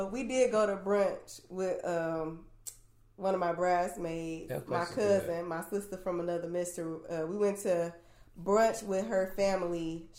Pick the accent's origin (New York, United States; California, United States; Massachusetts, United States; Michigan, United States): Michigan, United States; Apparently, my Spanish accent is like really good, so people just swore that I was not from Michigan.